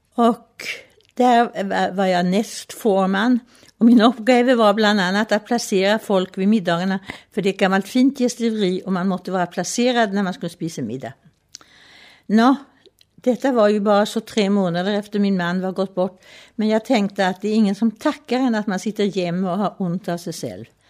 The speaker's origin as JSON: {"language": "Danish", "town": "Stockholm", "region": "Stockholm County", "country": "Sweden", "tie": "born or raised there", "second_language": "Danish", "moved": "as an adult", "lives_now": "Rungsted, Denmark", "said": "Jeg er født i Stockholm i 1928"}